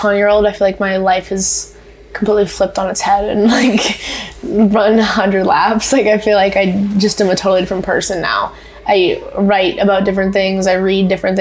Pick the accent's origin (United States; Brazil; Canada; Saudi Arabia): Canada; I'm a very proud Canadian.